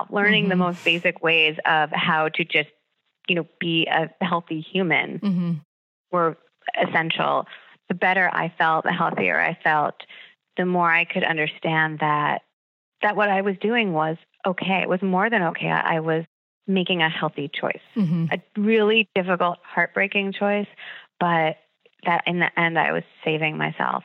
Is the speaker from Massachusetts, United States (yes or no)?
no; Long Island, New York, United States; growing up on Long Island, college was really important